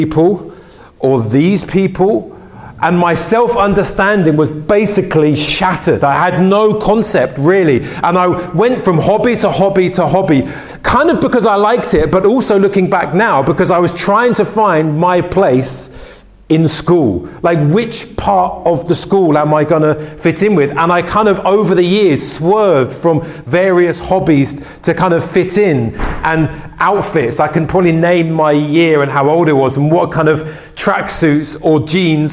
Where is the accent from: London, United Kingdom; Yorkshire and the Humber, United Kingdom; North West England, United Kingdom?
London, United Kingdom; I grew up in West London